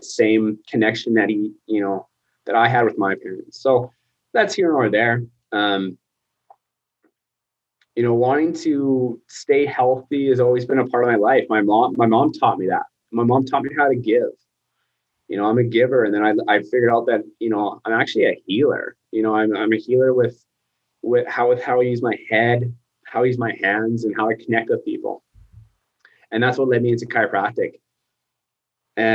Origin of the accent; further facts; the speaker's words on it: Lacombe, Alberta, Canada; also born or lived in United States; now in Sylvan Lake, Canada; I grew up in Lacombe